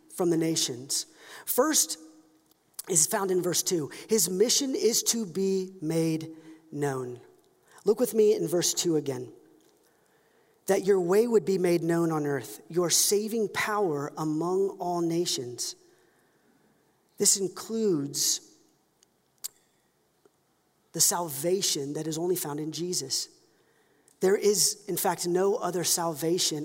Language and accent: English; United States; We're all American, but if you were to dig into my ancestry, I'm Scottish